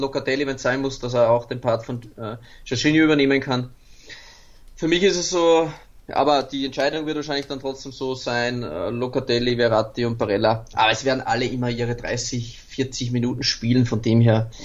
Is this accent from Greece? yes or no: no; Austria; mein Geburtsland halt, ähm, wo ich seit 35 Jahren lebe